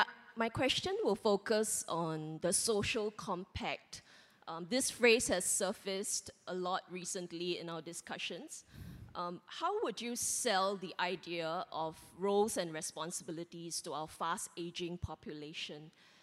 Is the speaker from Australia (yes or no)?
no; Singapore; I'm a Singaporean